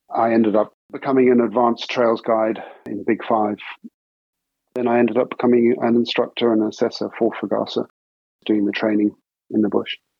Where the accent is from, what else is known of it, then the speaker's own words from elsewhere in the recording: Herefordshire, West Midlands, United Kingdom; also born or lived in South Africa; I was born in South Africa and grew up on a farm there until I was about seven years old, at which point moved to Herefordshire in England. Grew up for the rest of my teenage years in Herefordshire on a farm there